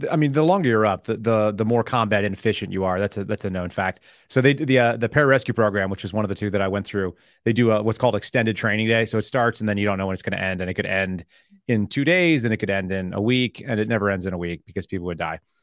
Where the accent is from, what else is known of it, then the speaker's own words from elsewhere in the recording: Austin, Texas, United States; also born or lived in Oklahoma; I'm from Austin, Texas.